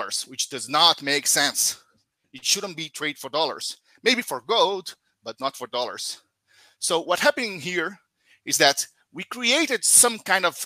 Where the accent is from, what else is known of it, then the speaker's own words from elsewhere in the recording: Brazil; from Brazil